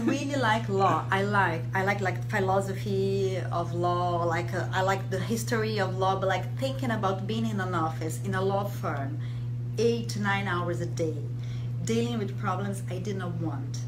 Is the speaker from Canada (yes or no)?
no; Brazil; moved away as an adult; also born or lived in Rome, Italy / France; I'm from Brazil, but I I'm half Italian